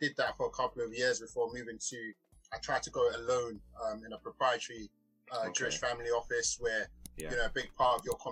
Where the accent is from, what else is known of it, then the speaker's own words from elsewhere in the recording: London, United Kingdom; growing up in Peckham, that's where I grew up. I grew up on the estate.